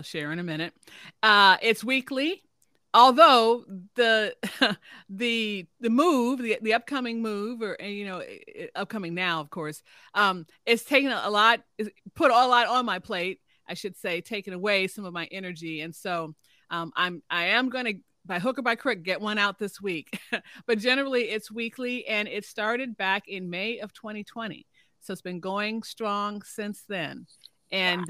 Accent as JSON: {"language": "English", "town": "Chicago", "region": "Illinois", "country": "United States", "tie": "born or raised there", "also_born_or_lived": "Gary, Indiana / Dallas, Texas / Detroit, Michigan / Austin, Texas", "moved": "as an adult", "lives_now": "Oklahoma, United States", "said": "I'm a Chicago girl. I'm originally from Chicago, south side of Chicago"}